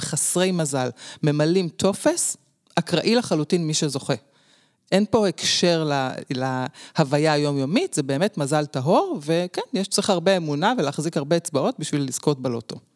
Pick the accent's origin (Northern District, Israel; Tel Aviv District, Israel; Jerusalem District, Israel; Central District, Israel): Jerusalem District, Israel; Jerusalem; אני נולדתי בירושלים, דור עשירי, משפחה שורשית